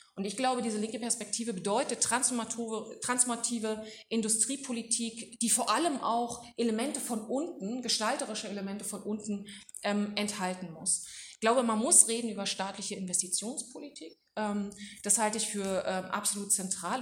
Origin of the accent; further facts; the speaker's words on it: Duisburg, North Rhine-Westphalia, Germany; bei uns in Duisburg